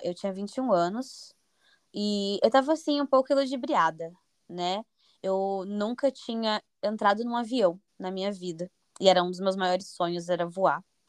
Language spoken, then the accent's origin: Portuguese; Curitiba, Paraná, Brazil; moved away as an adult; also born or lived in United States / Belgium; now in Lisbon, Portugal; eu sou de Curitiba, Paraná, no Brasil. Eu vivo em Lisboa, Portugal.